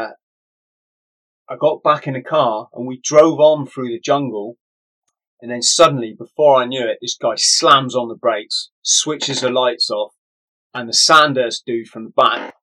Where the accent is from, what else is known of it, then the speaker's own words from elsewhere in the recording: England, United Kingdom; I'm an English tourist.